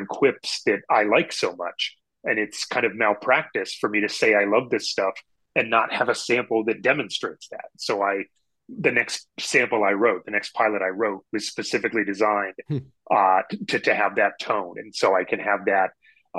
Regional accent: Pennsylvania, United States; We're both from Pennsylvania

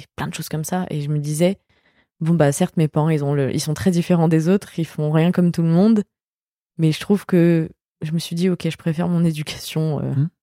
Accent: France; quand on est français

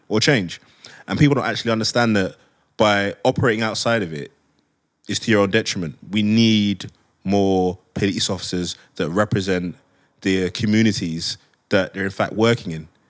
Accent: London, United Kingdom; I grew up in Hackney before it became posh

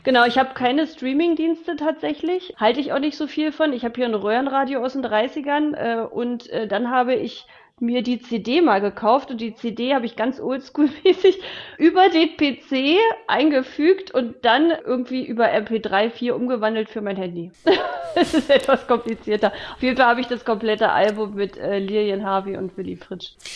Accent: Germany; Ich bin in der DDR groß geworden.

